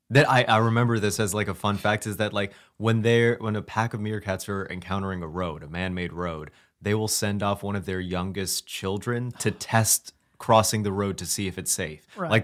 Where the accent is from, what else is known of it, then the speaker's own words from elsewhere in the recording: Brooklyn, New York, United States; Always, like I grew up in Brooklyn, and I actually memorized the sounds that trains made as they were coming into the station.